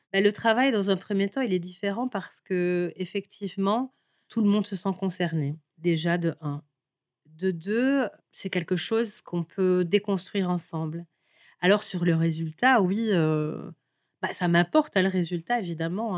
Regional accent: Seraing, Wallonia, Belgium; je suis née euh, plus précisément à Seraing

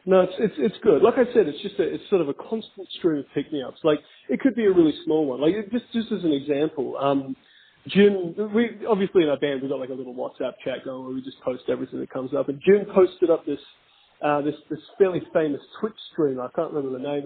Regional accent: Australia

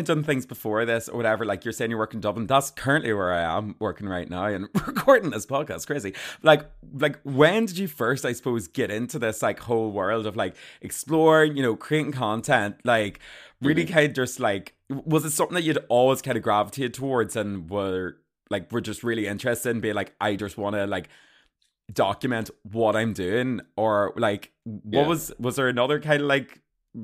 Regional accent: Armagh, Northern Ireland, United Kingdom; I'm from Armagh.

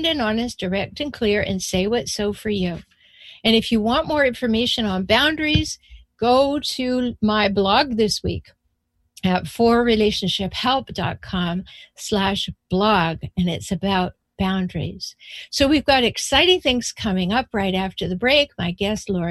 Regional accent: Canada; I'm from Canada

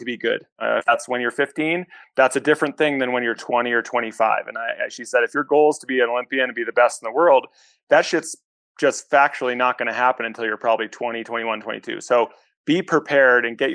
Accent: New Hampshire, United States; I was born and raised in New Hampshire

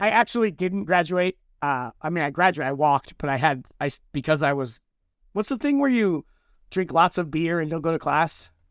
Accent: Southern California, United States; I grew up in Southern California

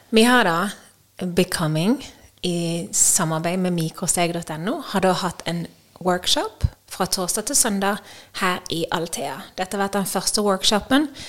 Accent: Norway; moved away as an adult; jeg hjemme i Norge

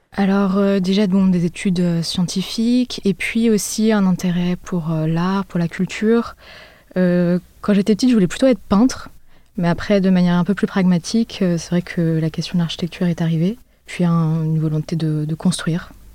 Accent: Paris, Île-de-France, France; also born or lived in Berlin; j'ai grandi à Paris

